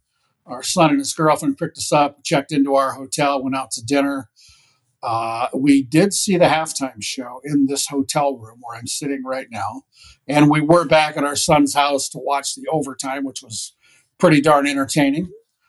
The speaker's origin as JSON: {"language": "English", "region": "Iowa", "country": "United States", "also_born_or_lived": "Phoenix area, Arizona", "moved": "as an adult", "lives_now": "Minnesota, United States", "said": "Two of our three kids were born here. We lived here a long time ago. We're a couple of Iowa kids who spent 6 years in the Phoenix area"}